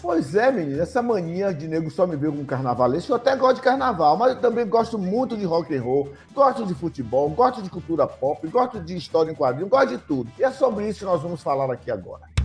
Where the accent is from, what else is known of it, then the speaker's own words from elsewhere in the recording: Bahia, Brazil; eu sou bem baiano